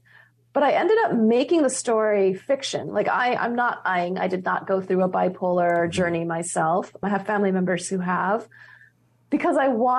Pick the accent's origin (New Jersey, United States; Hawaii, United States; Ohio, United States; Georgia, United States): Hawaii, United States; now in California, United States; There was definitely a closeness to the relationship with the land and the waters growing up in Hawaii gave me and everyone who grows up on this island in the middle of the Pacific has.